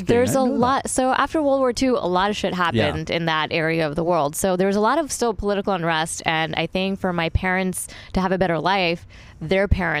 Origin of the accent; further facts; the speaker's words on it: Edison, New Jersey, United States; accent: Jersey; moved away; also born or lived in Los Angeles; I grew up in this town called Edison.